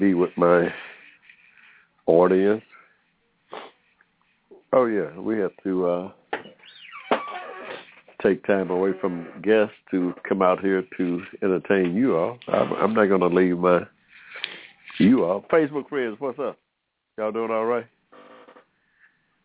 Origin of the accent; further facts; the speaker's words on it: Georgia, United States; I was born in Georgia here in 1945